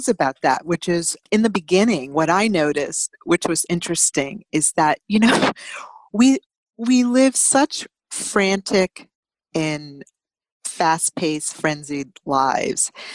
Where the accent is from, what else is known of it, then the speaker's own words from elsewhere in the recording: United States; ourselves as American